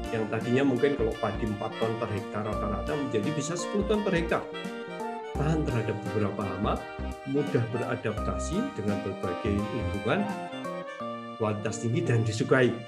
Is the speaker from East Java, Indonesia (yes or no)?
no; Yogyakarta, Special Region of Yogyakarta, Indonesia; karena saya orang Jogja